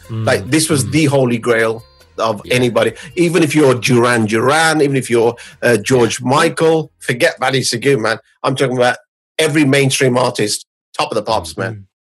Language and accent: English; India; I came from India, just like the sun.